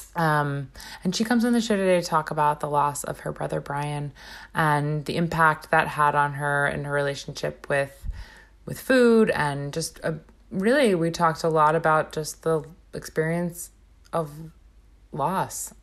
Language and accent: English; Long Island, New York, United States; we're all, we're all Long Islanders.